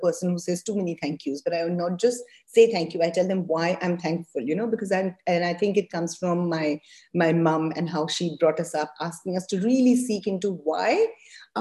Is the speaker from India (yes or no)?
yes; India; I'm also Indian